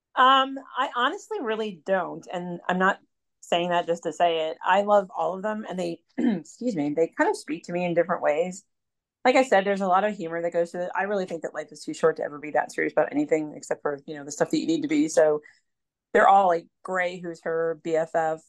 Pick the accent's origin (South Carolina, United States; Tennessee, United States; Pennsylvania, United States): Pennsylvania, United States; moved away as an adult; now in North Carolina, United States; the coast of North Carolina, which is where I live currently, although I'm actually from Pennsylvania originally. I've been down here almost eight years